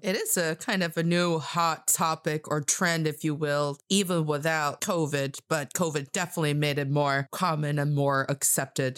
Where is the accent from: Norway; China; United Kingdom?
China; I am from China, and I am talking to you from Beijing, China